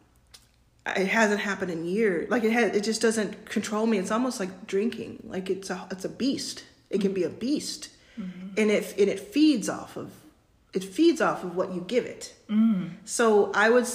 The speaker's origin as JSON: {"language": "English", "region": "Texas", "country": "United States", "tie": "born or raised there", "moved": "yes", "said": "I grew up in Texas"}